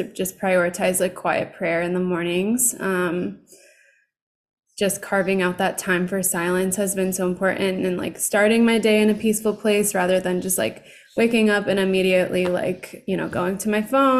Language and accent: English; Southern California, United States; I've been growing up in Southern California my whole life